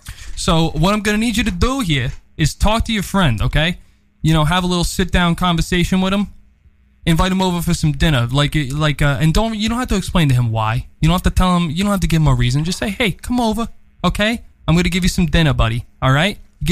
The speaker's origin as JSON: {"language": "English", "town": "New York City", "region": "New York", "country": "United States", "tie": "born or raised there", "said": "As you may or may not know, I grew up on the Upper East Side, formerly known as the Upper West Side, formerly known as the boom."}